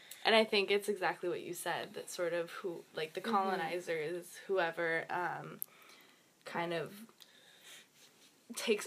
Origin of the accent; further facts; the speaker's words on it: San Diego, California, United States; I'm from San Diego, California